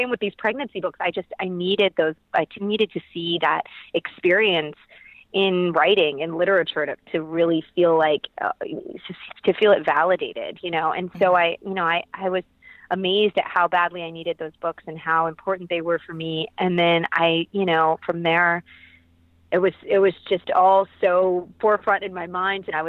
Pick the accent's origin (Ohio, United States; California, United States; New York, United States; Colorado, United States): Ohio, United States; Columbus; I grew up in Columbus, Ohio